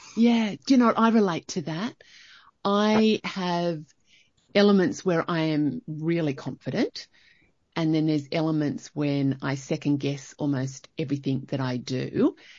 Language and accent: English; Young, New South Wales, Australia; now in Canberra, Australia; I grew up in Young